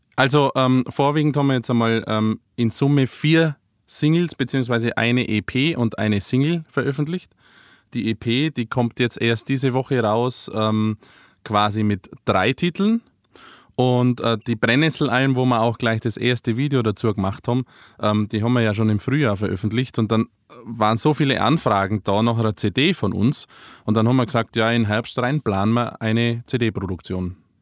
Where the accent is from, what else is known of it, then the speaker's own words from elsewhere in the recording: Ries, Bavaria, Germany; aus meiner Heimat mit eingebaut, aus Maries, Ries